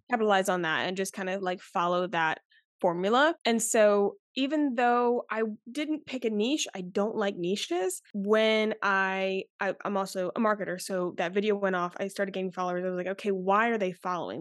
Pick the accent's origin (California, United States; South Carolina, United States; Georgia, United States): South Carolina, United States; Charleston; I'm from Charleston, South Carolina